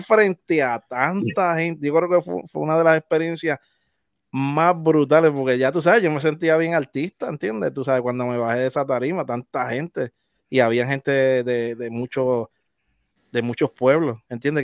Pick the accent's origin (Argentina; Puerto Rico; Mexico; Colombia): Puerto Rico; Naguabo; yo soy del área este, del pueblo de Naguabo